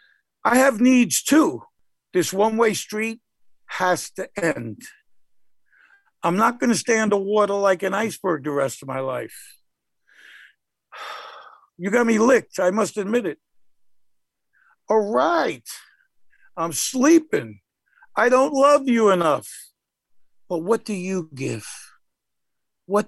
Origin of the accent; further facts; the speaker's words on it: New York City, New York, United States; I lived in I guess it was upper middle class neighborhood growing up in the Bronx